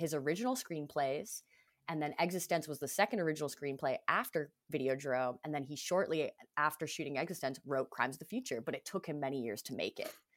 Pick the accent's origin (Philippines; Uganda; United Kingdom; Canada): Canada; Toronto, Ontario; this is shit that I grew up with in Canada